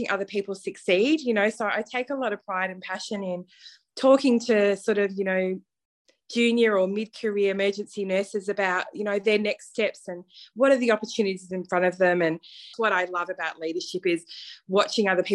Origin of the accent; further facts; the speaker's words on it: Melbourne, Victoria, Australia; probably people can hear from my accent, I'm not from the USA, so I am from Melbourne, Australia. I started my career here in Melbourne